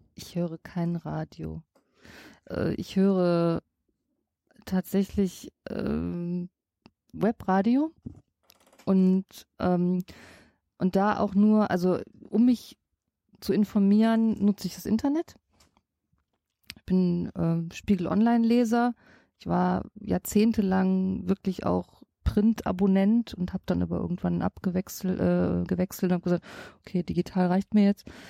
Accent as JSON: {"language": "German", "town": "Düsseldorf", "region": "North Rhine-Westphalia", "country": "Germany", "said": "Ich sag Bütchen. Ich komme aus Oberbilk, ich sag Bütchen"}